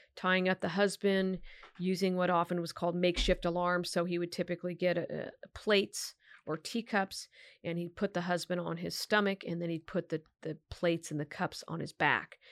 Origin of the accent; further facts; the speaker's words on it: Sacramento, California, United States; also born or lived in Solano County; I grew up right near Arden and Eastern